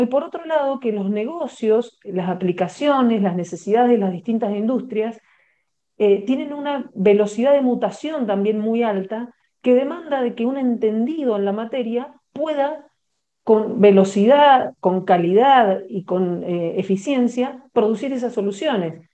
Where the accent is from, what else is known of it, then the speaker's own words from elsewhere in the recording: Patagonia, Argentina; now in Bogotá, Colombia; yo estoy ubicada eh, de manera habitual en Bogotá, pero en este momento me encuentro en la, Patagonia, que es donde, de donde soy oriunda.